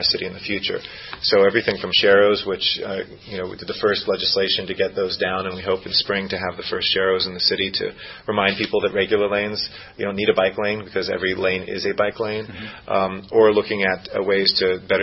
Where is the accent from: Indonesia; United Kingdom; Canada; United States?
United States; Los Angeles, California; I grew up in the Valley and used to love bicycling on the Sepulveda Dam area